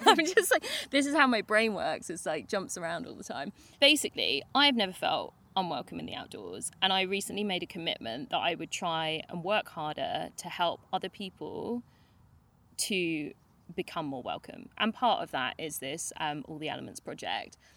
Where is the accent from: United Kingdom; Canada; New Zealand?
United Kingdom; because we're very British